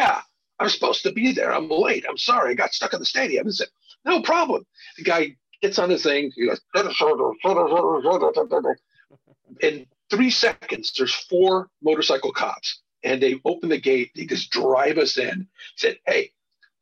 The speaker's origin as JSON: {"language": "English", "town": "Beverly Hills", "region": "California", "country": "United States", "tie": "born or raised there", "said": "I grew up in Beverly Hills."}